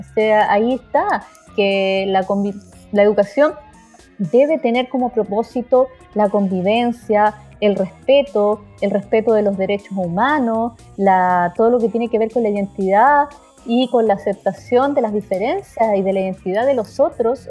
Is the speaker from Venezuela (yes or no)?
no; Chile